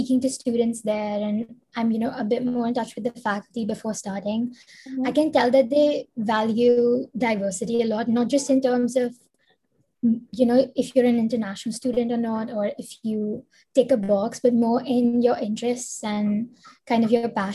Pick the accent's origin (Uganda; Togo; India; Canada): India; I'm from India. I live in Mumbai right now